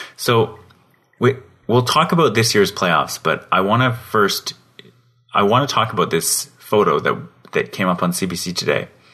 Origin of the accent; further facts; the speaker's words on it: Calgary, Alberta, Canada; so far east of Calgary where I grew up.